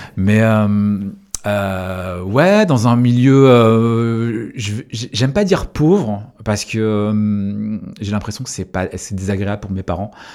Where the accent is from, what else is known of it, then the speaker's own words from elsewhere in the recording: Quimper, Brittany, France; je suis breton, c'est une, de mes identités, c'est quelque chose qui est important pour moi, puisque j'ai grandi en Bretagne et je suis né là-bas.